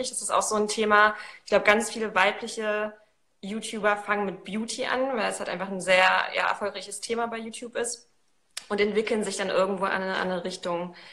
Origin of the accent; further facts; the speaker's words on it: Poland; Ich komme eigentlich aus Polen, deswegen gucke ich im Augenblick äh, auch ein paar polnische Kanäle tatsächlich, um die Sprache so wieder drauf zu